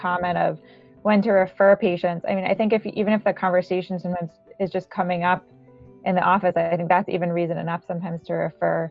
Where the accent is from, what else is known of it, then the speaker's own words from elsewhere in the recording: New Jersey, United States; moved away as an adult; also born or lived in Ithaca / New York City; I grew up in Jersey